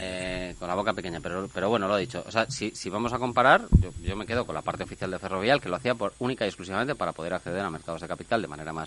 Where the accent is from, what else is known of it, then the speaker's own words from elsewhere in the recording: Spain; somos los españoles